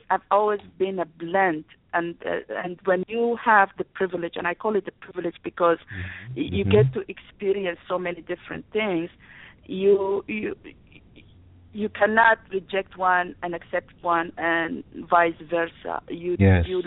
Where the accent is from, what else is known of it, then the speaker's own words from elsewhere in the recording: Sudan; now in United States; I'm originally born and raised in Sudan